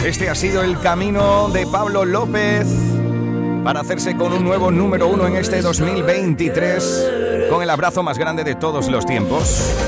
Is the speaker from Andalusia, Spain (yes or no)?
yes; Huelva, Andalusia, Spain; en mi tierra, en Huelva